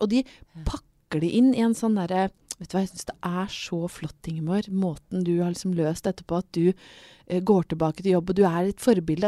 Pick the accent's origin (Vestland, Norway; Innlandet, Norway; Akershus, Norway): Innlandet, Norway; Brøttum; jeg er jo fra Brøttum rett utafor Lillehammer. Jeg har vokst opp i OL-rus.